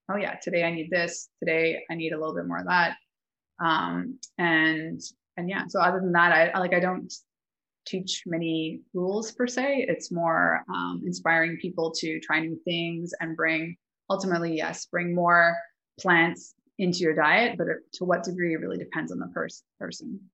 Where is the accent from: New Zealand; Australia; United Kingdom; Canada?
Canada; Calgary, Alberta; moved away as an adult; now in Mexico; 12 years now in Mexico. I'm originally from Calgary, Alberta